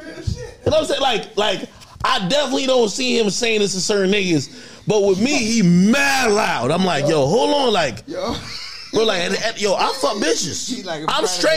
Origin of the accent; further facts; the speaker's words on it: Jamaica; now in United States; I was born in Jamaica